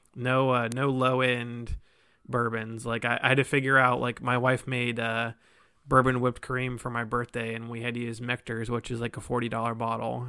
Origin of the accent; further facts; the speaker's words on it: Columbus, Ohio, United States; moved away as an adult; now in Cincinnati, United States; I'm from Columbus in, originally